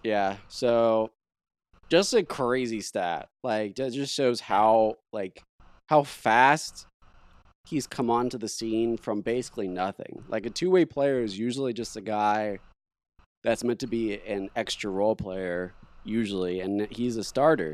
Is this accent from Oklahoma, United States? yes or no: yes; Oklahoma City, Oklahoma, United States; we're from Oklahoma City